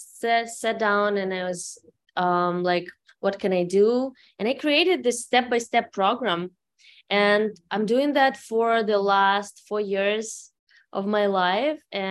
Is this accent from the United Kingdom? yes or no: no; Ukraine; English is a second language; moved away as an adult; now in Los Angeles, United States; I'm originally from Ukraine, so sorry for my immigrant English. I came here 8 years ago with my daughter together.